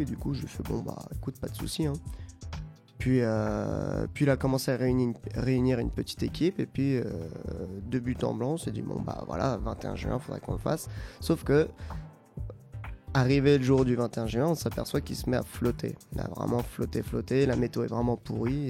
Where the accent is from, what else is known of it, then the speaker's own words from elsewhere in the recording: Saint-Germain-en-Laye, Île-de-France, France; on vient de Saint-Germain-en-Laye avec, avec toute l'équipe de la coloc. Aujourd'hui, on est 6 et on vient tous des alentours de Saint-Germain-en-Laye